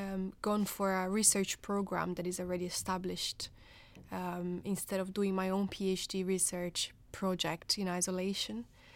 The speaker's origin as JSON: {"language": "English", "country": "Brazil", "moved": "as an adult", "lives_now": "United Kingdom", "said": "I am from Brazil originally. I'm a nurse by background, and I came to the UK in 2013 to do my PhD."}